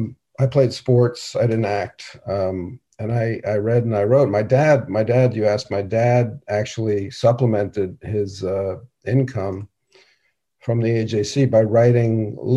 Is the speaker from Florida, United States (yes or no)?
no; New York City, New York, United States; New York City.